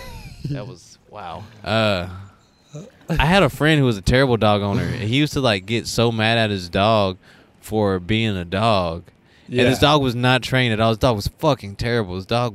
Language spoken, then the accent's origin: English; Sherman, Texas, United States; moved away as an adult; also born or lived in San Marcos, Texas / Austin, Texas; where I'm from in Sherman